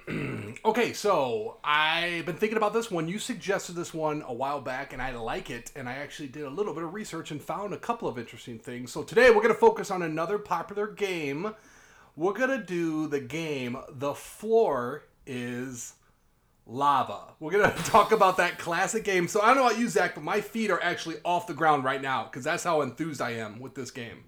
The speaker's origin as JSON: {"language": "English", "town": "Davenport", "region": "Iowa", "country": "United States", "said": "I'm from Davenport, too."}